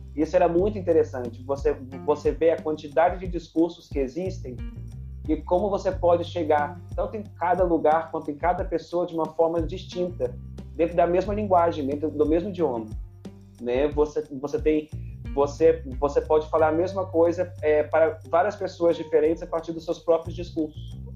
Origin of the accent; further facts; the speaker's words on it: Campos dos Goytacazes, Rio de Janeiro, Brazil; also born or lived in São Fidélis, Brazil; eu nasci em Campos, fui criado aí nesse, nessa ponte aérea. Campos, São Fidélis.